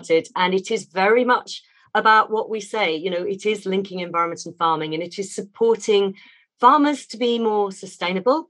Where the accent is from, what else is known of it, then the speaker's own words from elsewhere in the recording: Hampshire, South East England, United Kingdom; where we lived and where I was brought up down in Hampshire